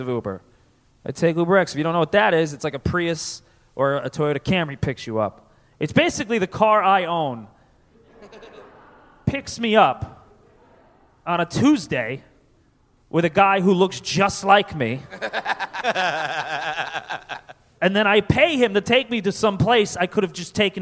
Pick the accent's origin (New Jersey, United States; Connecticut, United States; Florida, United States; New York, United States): Connecticut, United States; I grew up in Connecticut